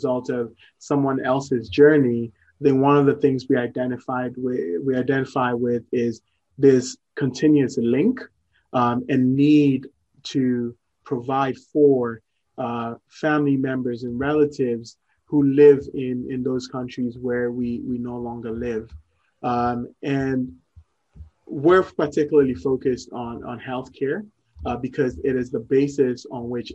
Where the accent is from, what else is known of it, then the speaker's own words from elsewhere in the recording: Ghana; moved away as an adult; also born or lived in Morocco / Columbus, Ohio; I was born in Ghana, lived in Ghana for about 17 years growing up, and then moved to Morocco for college.